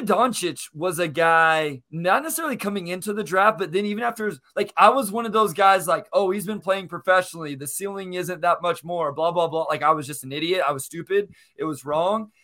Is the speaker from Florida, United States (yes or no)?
no; Kansas, United States; I'm from Kansas. I grew up a K U fan.